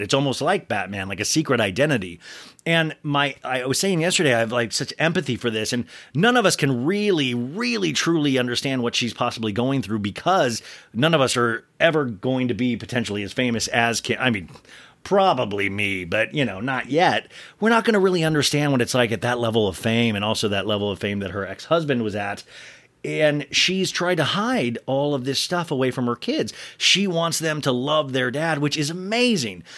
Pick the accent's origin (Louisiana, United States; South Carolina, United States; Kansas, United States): Kansas, United States; Olathe; I grew up in Kansas